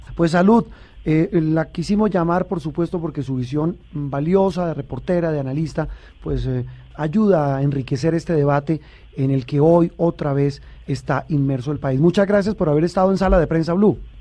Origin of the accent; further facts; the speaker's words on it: Colombia; nuestro país